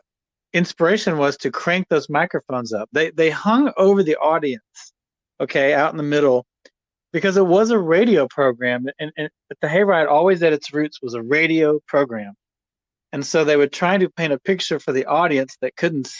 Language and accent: English; Texas, United States; moved away as an adult; now in Shreveport, United States; I grew up in Texas